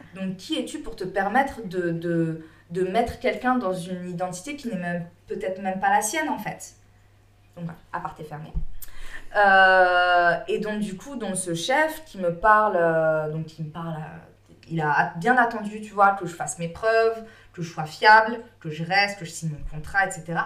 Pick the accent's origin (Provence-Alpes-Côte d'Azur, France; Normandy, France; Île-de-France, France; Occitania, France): Île-de-France, France; Bagneux; moved away; also born or lived in Réunion; je suis née, j'ai grandi en France, je parlais français, enfin, je suis française quoi. Mmh. j'ai grandi dans, en cité, à Bagneux